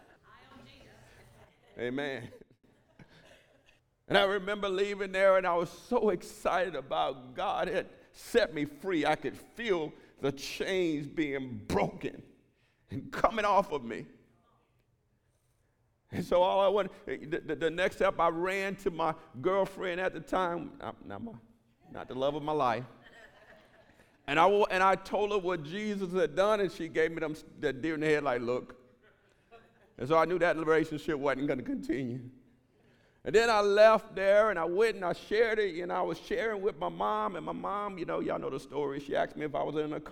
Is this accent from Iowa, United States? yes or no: no; Houston, Texas, United States; I was born in Fifth Ward in Houston, Texas, and they made gangbanging movies about that community